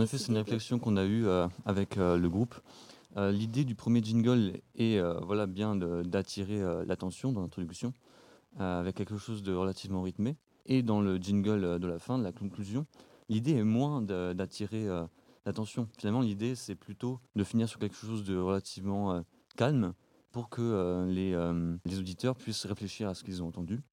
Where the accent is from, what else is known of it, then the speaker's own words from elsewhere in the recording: Marne, Grand Est, France; Je viens de, de la Marne